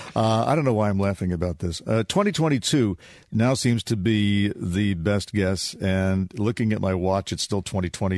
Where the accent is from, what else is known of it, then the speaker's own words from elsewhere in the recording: United States; being American